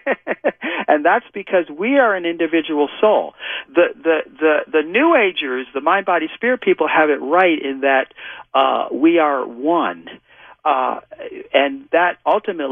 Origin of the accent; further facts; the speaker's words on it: New York, United States; moved away; also born or lived in California; I'm from New York originally, and when I first went out to California